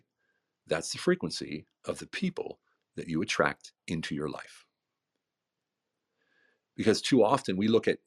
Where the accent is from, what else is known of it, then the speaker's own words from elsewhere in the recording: United States; moved away as an adult; also born or lived in Germany; now in Hungary; I'm living in Hungary as an American in a village of 2,000 people